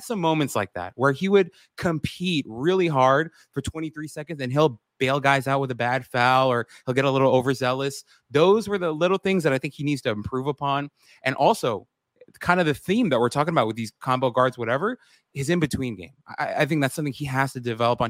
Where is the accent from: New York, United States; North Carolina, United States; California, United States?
New York, United States; New York City; I grew up in Queens